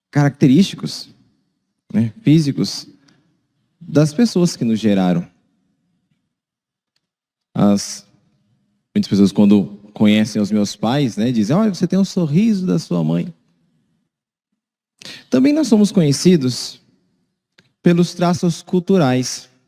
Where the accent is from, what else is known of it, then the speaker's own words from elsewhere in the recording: Cuiabá, Mato Grosso, Brazil; O bairro onde eu cresci tinha muitos paulistas também, então eu não peguei muito sotaque e tudo, mas eu sou cuiabano.